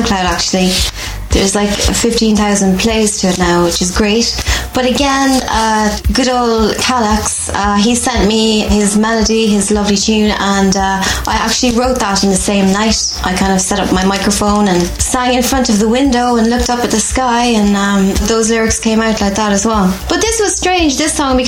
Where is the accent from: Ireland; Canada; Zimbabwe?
Ireland; I'm Irish.